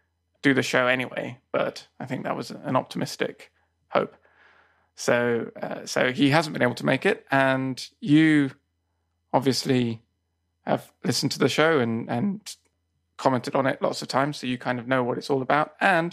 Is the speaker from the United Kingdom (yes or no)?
yes; England, United Kingdom; also born or lived in Spain; now in Japan; Whereas I was originally from England and moved to Japan.